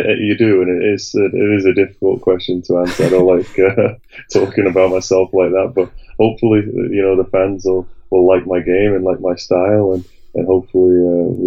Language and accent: English; Sheffield, Yorkshire and the Humber, United Kingdom; Yeah, yeah, I live in Sheffield. Uh, my wife's from Sheffield. I grew up in Sheffield.